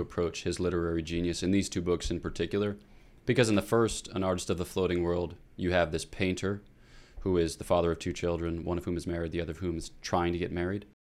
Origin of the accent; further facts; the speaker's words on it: Newtown, Pennsylvania, United States; I'm from Newtown, Pennsylvania, which is thirty-five minutes northeast of Philadelphia